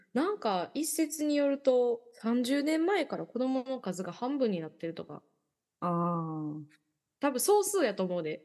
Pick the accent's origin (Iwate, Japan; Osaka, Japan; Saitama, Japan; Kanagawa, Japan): Osaka, Japan; Yao; 私地元大阪府の八尾市っていう市